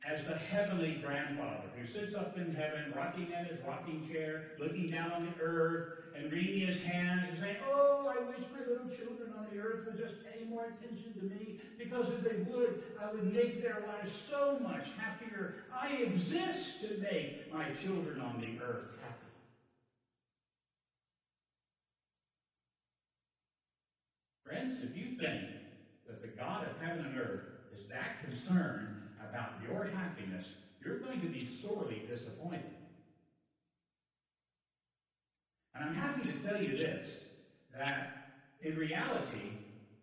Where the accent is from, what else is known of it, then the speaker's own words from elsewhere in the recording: Virginia, United States; now in Florida, United States; I come from Virginia. This is where I was born and raised, within growing up in Virginia